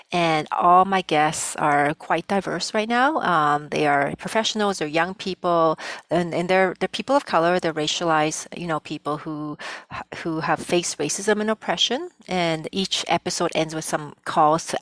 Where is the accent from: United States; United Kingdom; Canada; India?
Canada; first language Cantonese; English is a second language; also born or lived in Vietnam; my family and I came to Canada as refugees in the late 70s